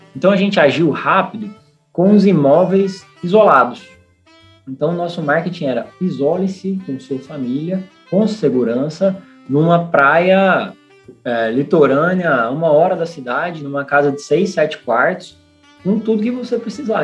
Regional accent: Goiás, Brazil; also born or lived in Rio Grande do Norte / São Paulo; now in Natal, Brazil; eu sou goiano, mas sou potiguar de coração.

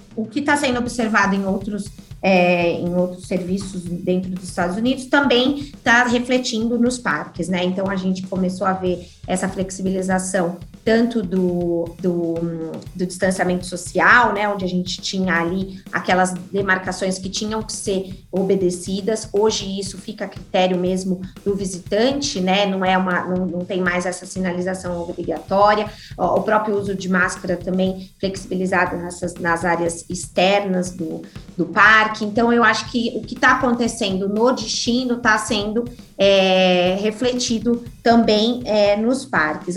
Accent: Brazil

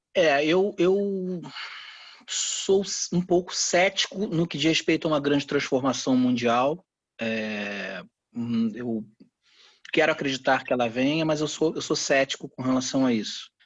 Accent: Brazil; eu sou brasileiro

